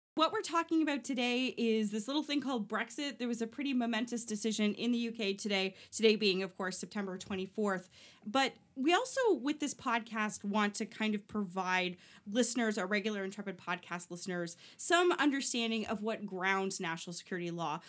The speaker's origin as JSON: {"language": "English", "town": "Oshawa", "region": "Ontario", "country": "Canada", "said": "I'm from Oshawa"}